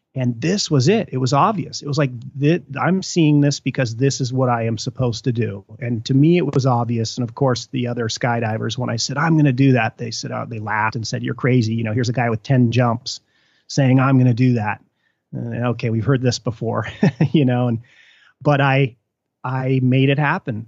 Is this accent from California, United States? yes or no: yes; Mammoth Lakes, California, United States; moved away; when I was growing up in Mammoth